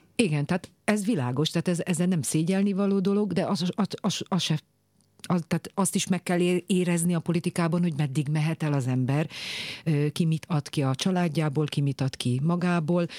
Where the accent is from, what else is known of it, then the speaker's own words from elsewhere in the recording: Kiskunmajsa, Bács-Kiskun, Hungary; now in Budapest, Hungary; kis kumajsai maradok, tehát még volt szülő otthon, én ott születtem 1982-ben